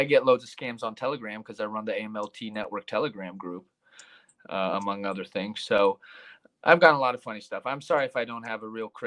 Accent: United States; also born or lived in Poland; I'm American, but I'm also a Polish citizen

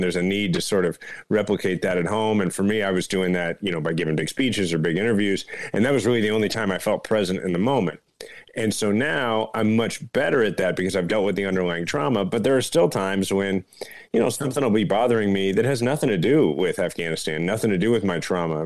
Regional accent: Kansas City, Missouri, United States; Kansas City, my hometown

